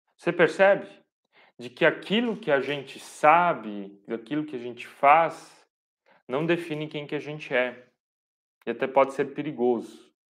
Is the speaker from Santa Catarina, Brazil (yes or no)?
yes; Pomerode, Santa Catarina, Brazil; Eu sou aqui de Pomerode